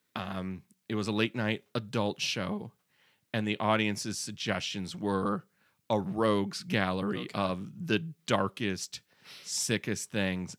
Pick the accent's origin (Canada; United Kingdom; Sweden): Canada; Prince Edward Island; I'm from Prince Edward Island.